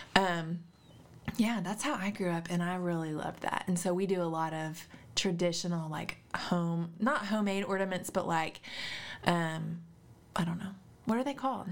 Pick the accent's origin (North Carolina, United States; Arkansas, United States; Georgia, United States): Arkansas, United States; Little Rock; I grew up in Little Rock